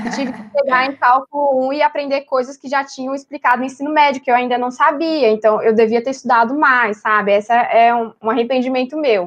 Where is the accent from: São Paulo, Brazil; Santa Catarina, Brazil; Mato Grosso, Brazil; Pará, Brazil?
São Paulo, Brazil; moved away as an adult; now in Belo Horizonte, Brazil; eu sou de São Paulo, capital